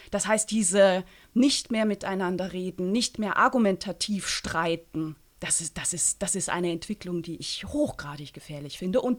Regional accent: St. Gallen, Switzerland; Das ist das ähm, Publikationsmedium meiner Heimatstadt, nämlich das St. Galler Tagblatt.

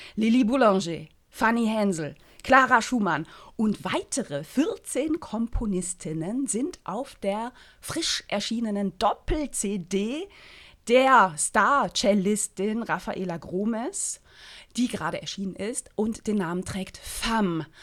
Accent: St. Gallen, Switzerland; in meiner Heimatstadt

